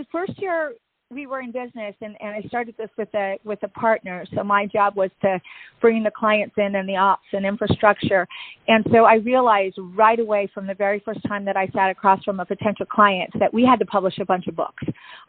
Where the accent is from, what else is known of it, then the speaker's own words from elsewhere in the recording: Seattle, Washington, United States; now in Tampa, United States; you'll see that I came from Seattle, Washington to Tampa, Florida.